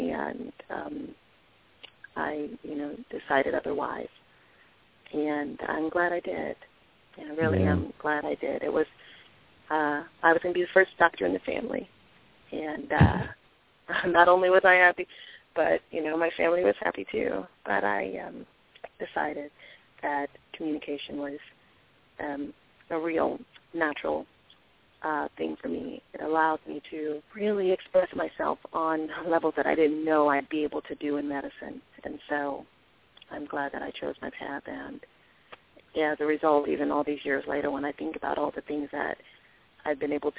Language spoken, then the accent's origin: English; Washington, District of Columbia, United States; I grew up in Washington, D.C., was born and raised, and was educated in D.C. as well